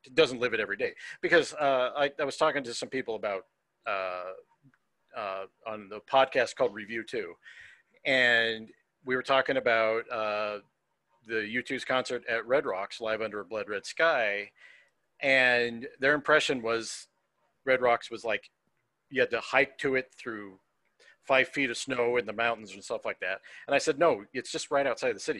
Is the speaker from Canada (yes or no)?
no; United States; as an American